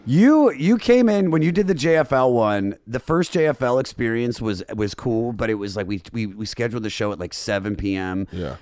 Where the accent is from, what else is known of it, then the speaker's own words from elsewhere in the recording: Germantown, Maryland, United States; moved away; also born or lived in Baltimore; I'm Germantown, right outside of D.C. I lied for a long time and said I was from Baltimore because I lived there for 10 years and I thought it made me cooler, but yeah. I'm really from the suburbs of D.C.